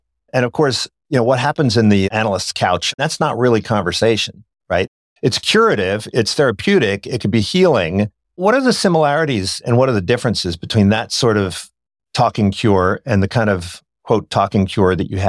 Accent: Ireland; And so I love that quote because I'm Irish and I don't write.

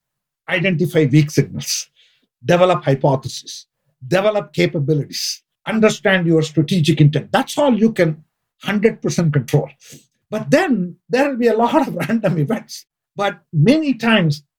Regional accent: India; moved away; I grew up in India and I'm an accountant

